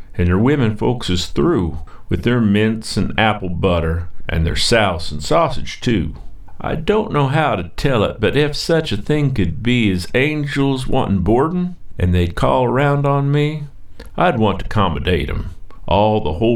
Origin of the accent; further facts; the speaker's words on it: Brown County, Indiana, United States; I grew up in Brown County, just down past Stonehead and up Christiansburg Road, Little Peace